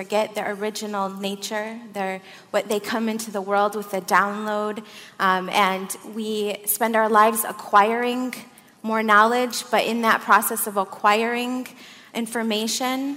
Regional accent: Flint, Michigan, United States; also born or lived in Saudi Arabia / Syria / Morocco; now in Santa Fe, United States; I grew up in Flint, Michigan. I was born in Saudi Arabia. I'm Syrian American. I live in Santa Fe, New Mexico

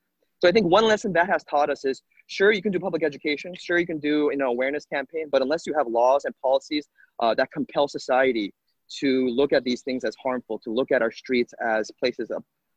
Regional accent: Los Angeles, California, United States; my hometown here in Los Angeles

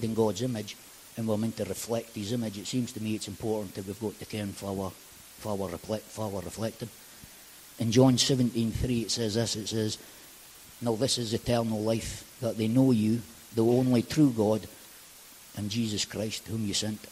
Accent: Aberdeen, Scotland, United Kingdom; So I grew up just over in Powys, which is just over the back, and I moved to Powys. I moved to Powys when I was about 13

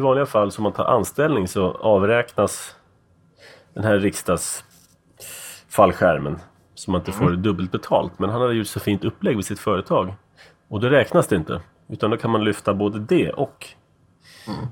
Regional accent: Sweden; also born or lived in United States; jag var van från Sverige

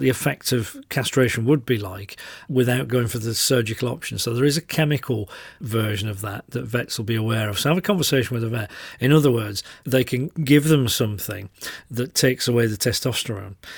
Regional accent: Yorkshire and the Humber, United Kingdom; I'm a Yorkshireman

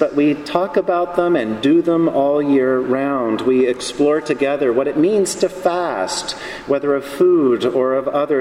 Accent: Charlotte, North Carolina, United States; the church in my hometown, Charlotte, North Carolina

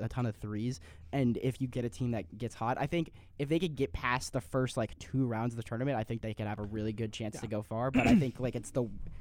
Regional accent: Seattle, Washington, United States; We're from Seattle

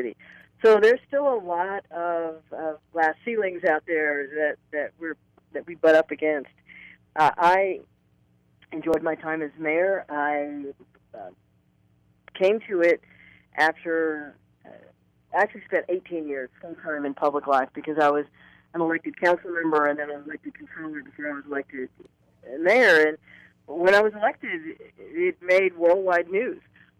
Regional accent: Houston, Texas, United States; being the mayor of my hometown was the absolute honor of my life

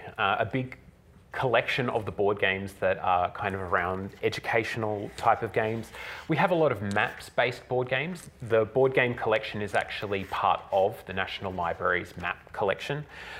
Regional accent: Australia; It's published in Australia. I'm Australian. The theme is Australian.

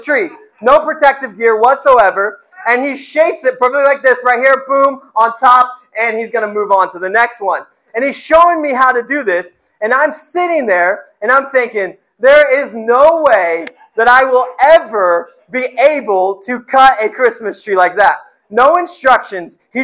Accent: Indiana, United States; I grew up in Indiana

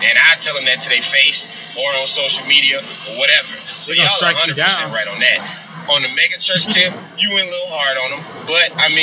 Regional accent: Detroit, Michigan, United States; now in Garden City, United States; I was born and raised in Detroit, but right now I live in Garden City, which is about 30 to 40 minutes west of Detroit

